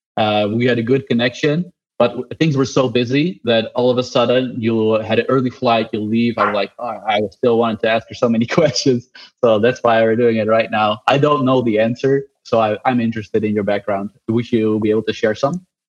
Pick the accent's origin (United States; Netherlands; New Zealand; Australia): Netherlands; I'm from the Netherlands.